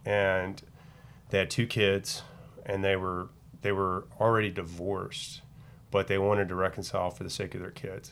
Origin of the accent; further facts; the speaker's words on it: Dallas, Texas, United States; I grew up in the Dallas area